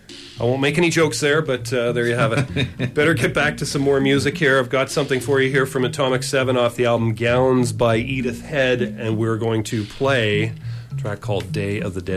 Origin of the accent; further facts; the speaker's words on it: Montreal, Quebec, Canada; Yeah, I grew up in Montreal